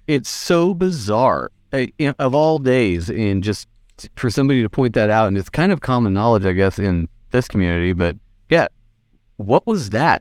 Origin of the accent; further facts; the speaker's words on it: Northern California, United States; I'm from Northern California